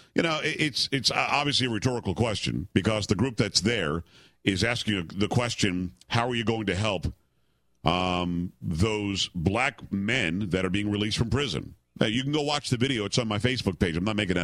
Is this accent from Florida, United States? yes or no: yes; Palm Beach County, Florida, United States; moved away; I grew up in Palm Beach County